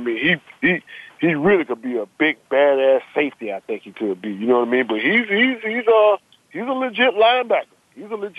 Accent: St. Petersburg, Florida, United States; He's from my hometown

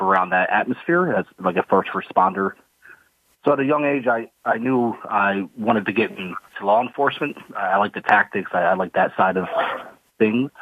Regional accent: Philadelphia area, New Jersey, United States; I grew up in South Jersey, uh, in the Philadelphia area.

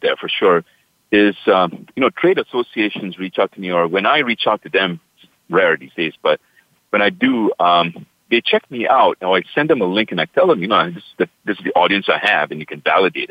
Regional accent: Singapore; now in United States; In my hometown, Singapore, where I was born and raised.

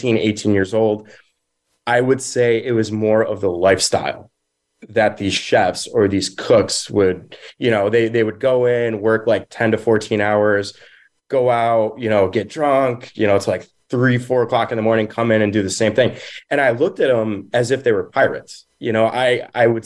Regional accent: Rochester, United States; growing up in Rochester. So I come from an Italian American background

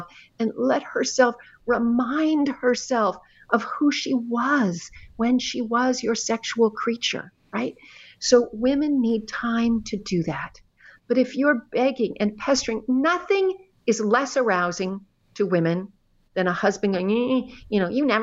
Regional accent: Canada; now in United States; although I've lived in America for a very long time, I'm actually Canadian

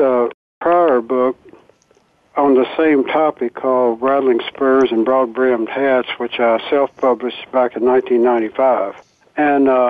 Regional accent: Cynthiana, Kentucky, United States; I grew up there. I grew up in Cynthiana

